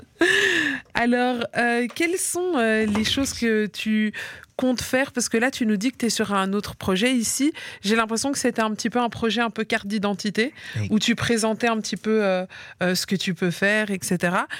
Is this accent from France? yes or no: no; Liège, Wallonia, Belgium; also born or lived in Brussels; je viens de Liège de base et j'étais à l'école à Bruxelles